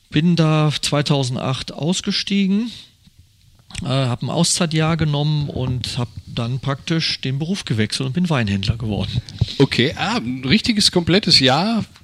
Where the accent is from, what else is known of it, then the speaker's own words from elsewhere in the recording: Gelsenkirchen, North Rhine-Westphalia, Germany; born there; Ja, ich ähm, bin jetzt 54 Jahre, bin gebürtiger Schalker, aber Mönchengladbach-Fan.